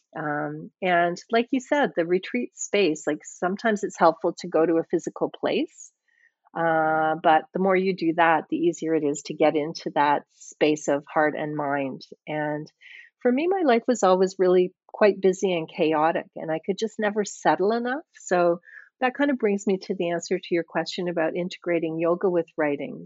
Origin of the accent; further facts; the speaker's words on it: Scotland, United Kingdom; I was born in Scotland, and um, I think that I kind of have a Scottish head in some ways